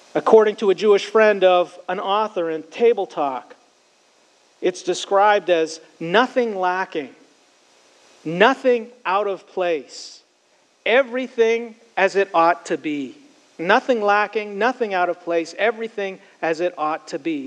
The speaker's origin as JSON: {"language": "English", "country": "Canada", "tie": "born or raised there", "said": "Growing up in Canada, I spent many of my high school years and college years as a camp counselor"}